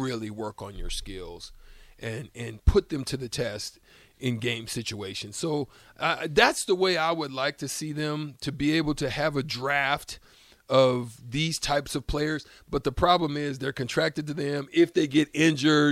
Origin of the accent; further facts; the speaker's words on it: Alabama, United States; moved away; I'm from Alabama